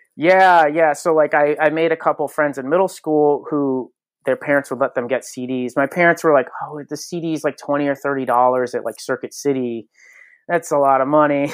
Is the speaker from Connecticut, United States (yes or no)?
yes; Connecticut, United States; born and raised in Connecticut